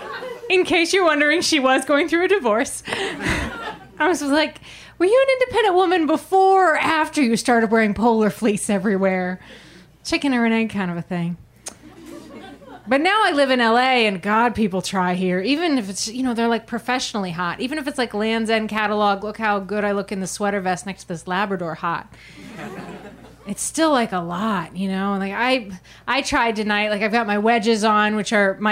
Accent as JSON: {"language": "English", "region": "Maine", "country": "United States", "tie": "born or raised there", "moved": "yes"}